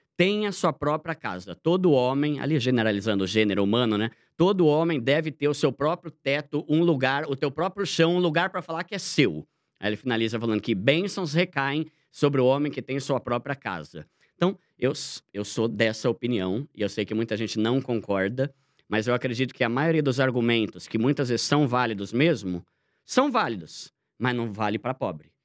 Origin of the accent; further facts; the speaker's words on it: São Paulo, Brazil; moved away as an adult; now in Osasco, Brazil; eu morei a vida toda em São Paulo. Eu me mudei para Osasco a contragosto